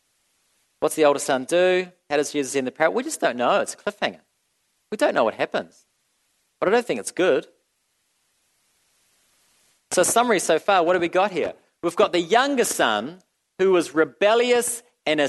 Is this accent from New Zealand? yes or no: yes; New Zealand; I'm from New Zealand